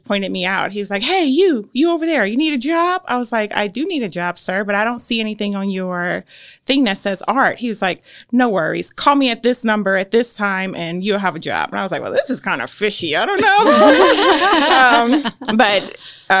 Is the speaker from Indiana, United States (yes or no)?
yes; Gary, Indiana, United States; moved away as an adult; also born or lived in Muncie, Indiana; now in Grant County, Indiana, United States; the one I grew up in Gary, Indiana